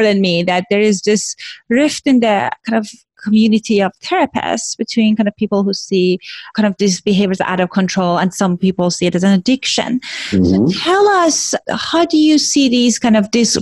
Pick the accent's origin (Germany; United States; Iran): Iran; moved away; they know that I'm Iranian and I grew up in Iran